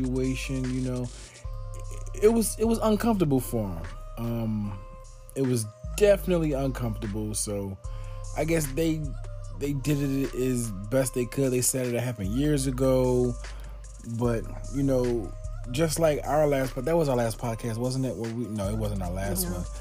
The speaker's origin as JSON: {"language": "English", "town": "Philadelphia", "region": "Pennsylvania", "country": "United States", "said": "I'm from Philly, West Philly"}